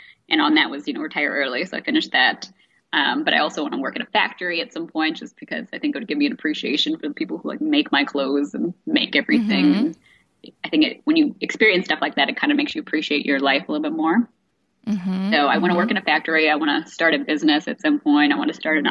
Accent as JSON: {"language": "English", "country": "India", "said": "I'm from India"}